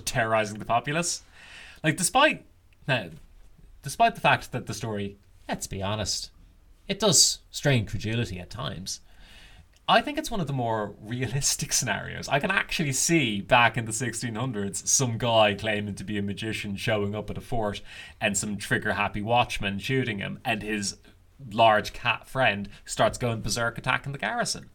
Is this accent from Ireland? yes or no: yes; Ireland; the Irish have long loved puns. You can even see it in the old literature that we loved punning on names